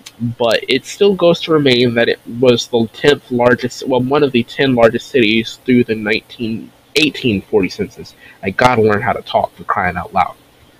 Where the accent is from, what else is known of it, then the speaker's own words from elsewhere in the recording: North Carolina, United States; my home state of North Carolina